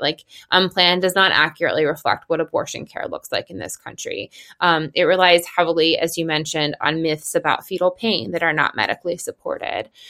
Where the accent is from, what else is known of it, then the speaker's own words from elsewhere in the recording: Pennsylvania, United States; in Pennsylvania, which is my home state